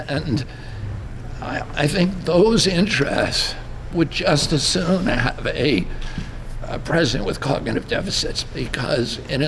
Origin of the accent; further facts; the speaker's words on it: United States